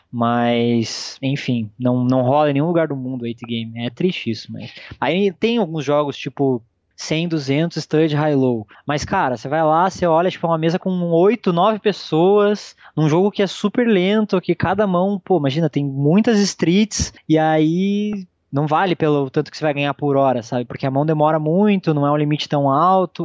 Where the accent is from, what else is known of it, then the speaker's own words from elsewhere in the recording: Brazil; nós que somos brasileiros